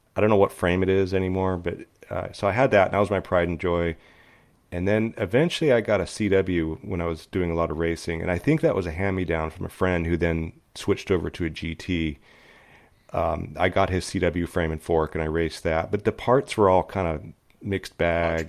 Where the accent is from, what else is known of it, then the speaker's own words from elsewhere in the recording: Upland, California, United States; I grew up in Upland, California, which is the eastern edge of L A County